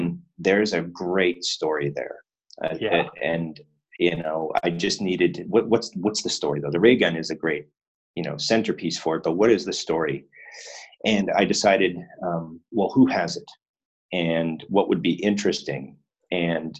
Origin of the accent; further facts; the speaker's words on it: Winnipeg, Manitoba, Canada; moved away as an adult; now in Japan; in Winnipeg, my hometown